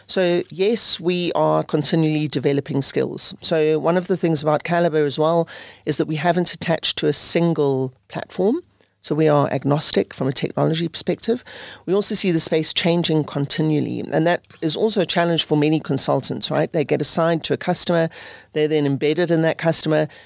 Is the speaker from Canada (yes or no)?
no; South Africa; moved away as an adult; also born or lived in United Kingdom / Netherlands; I grew up in South Africa